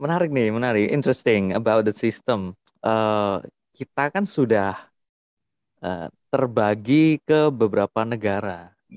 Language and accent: Indonesian; Java, Indonesia; saya dari Jawa